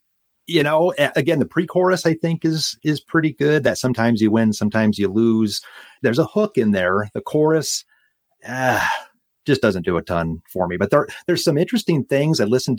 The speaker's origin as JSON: {"language": "English", "region": "Nebraska", "country": "United States", "tie": "born or raised there", "said": "growing up in Nebraska"}